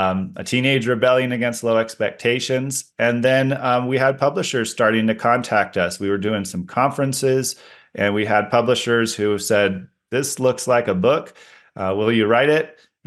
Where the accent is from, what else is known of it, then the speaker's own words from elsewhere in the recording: Oregon, United States; No, I grew up in the Pacific Northwest, out in the country in Oregon. And my family had 9 acres out there surrounded by hundreds of 4 acres of forest owned by other people that we were free to explore.